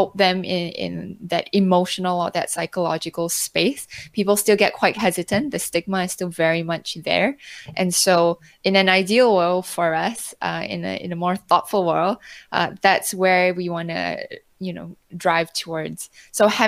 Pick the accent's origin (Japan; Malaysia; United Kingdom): Malaysia; moved away; also born or lived in North America / Europe / Hong Kong; I'm originally Malaysian. I've spent quite a bit of time abroad across, you know, North America, Europe, and also most recently in Hong Kong, where I was there for 6 years